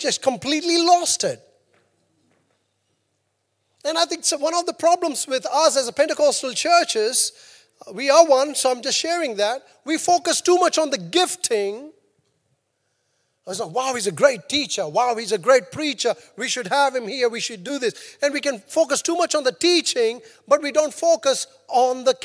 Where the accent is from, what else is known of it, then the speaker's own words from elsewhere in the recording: India; now in New Zealand; I'm Indian.